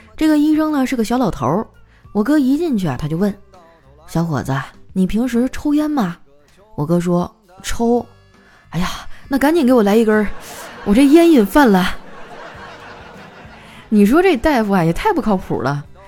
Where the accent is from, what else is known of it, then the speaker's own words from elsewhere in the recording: northern China, China; 我作为一个北方人，我的饭量真的就挺大的